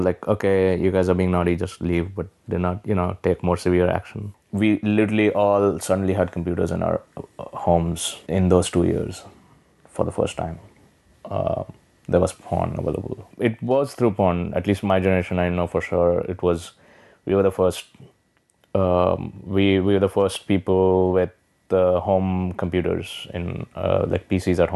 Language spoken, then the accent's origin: English; Hyderabad, Telangana, India; moved away as an adult; also born or lived in New Delhi; now in New York City, United States; I grew up in Hyderabad, which is in South India, and then my formative years, like college, was in New Delhi.